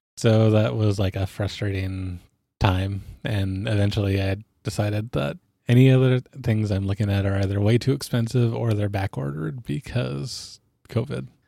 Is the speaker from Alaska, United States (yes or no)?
yes; Alaska, United States; I grew up in Alaska, which meant that I was around guns growing up.